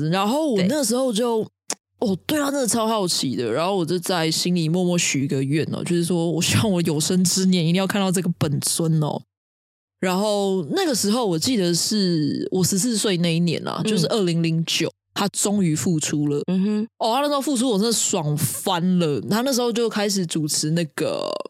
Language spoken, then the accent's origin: Chinese; Taiwan; 为我们台湾的这种贺岁片奠定了一种风格